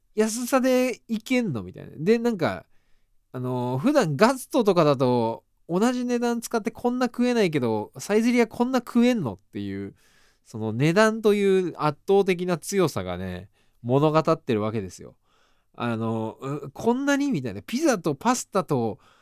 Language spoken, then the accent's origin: Japanese; Hiezu, Tottori, Japan; born or raised there; moved away as an adult; now in Tokyo, Japan